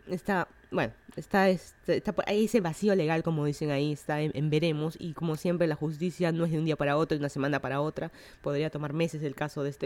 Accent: Lima, Peru; moved away as an adult; now in Miami, United States; yo soy de Lima, Perú. Estoy viviendo en Miami hace como un año

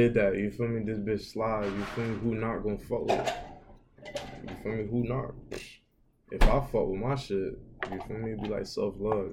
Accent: Florida, United States; I'm from Florida, I've always been here

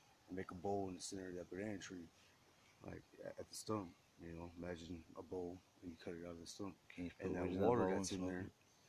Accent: Oklahoma, United States; also born or lived in Madill, Oklahoma / Norman, Oklahoma; I grew up in Oklahoma.

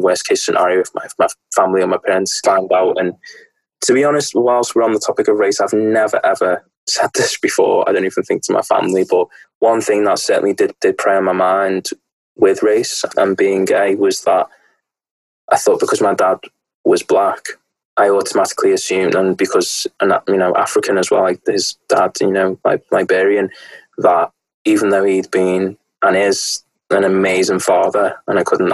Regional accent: the Wirral, North West England, United Kingdom; I'm from the Northwest. I'm of England, from the Wirral, a small peninsula, which is very, very nice, next to between Chester and Liverpool.

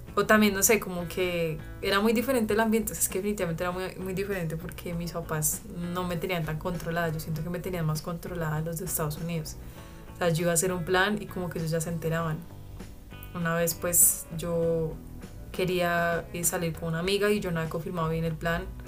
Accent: Melgar, Tolima, Colombia; yo iba a la iglesia en Melgar, que es de donde yo vengo.

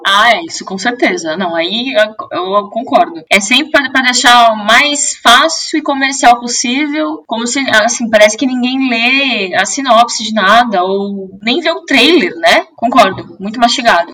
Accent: Brazil; accent: Brazilian

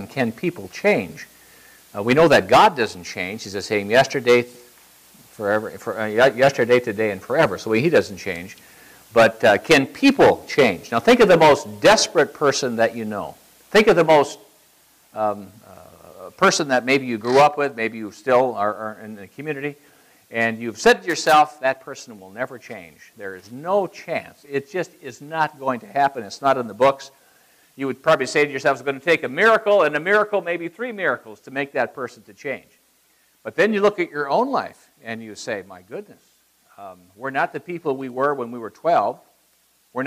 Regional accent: Iowa, United States; moved away; I grew up in Iowa.

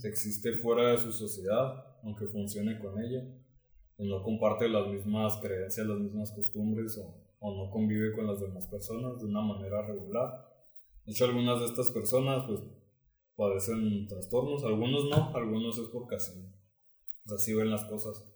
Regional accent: Mexico; no sea originario de aquí

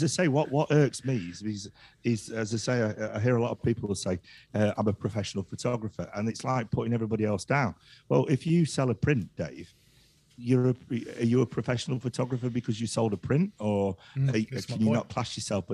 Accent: Yorkshire and the Humber, United Kingdom; I don't want to pay for it because I'm from Yorkshire.

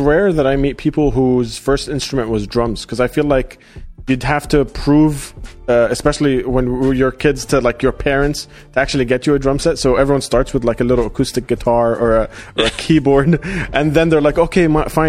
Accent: Dubai, United Arab Emirates; because especially growing up in Dubai, when I came here for college

